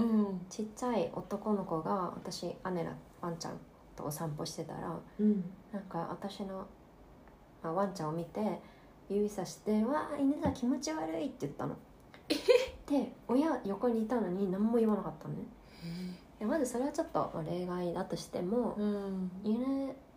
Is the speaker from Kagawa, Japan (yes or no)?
no; Tokyo, Japan; 東京私は生まれ育ってるけど